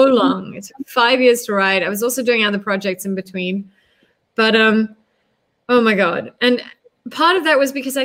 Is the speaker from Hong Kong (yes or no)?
no; South Africa; also born or lived in United States; as a South African, having grown up under the apartheid state